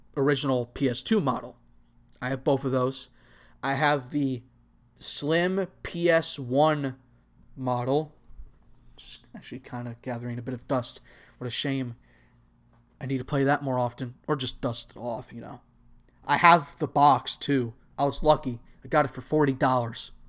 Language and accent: English; Texas, United States; also born or lived in Anaheim area, California; I was actually born in California, and I moved to Texas.